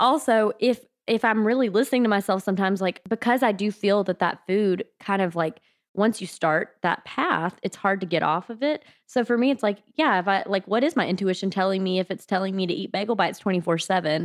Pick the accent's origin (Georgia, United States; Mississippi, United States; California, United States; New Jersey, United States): Mississippi, United States; South; I grew up in South Mississippi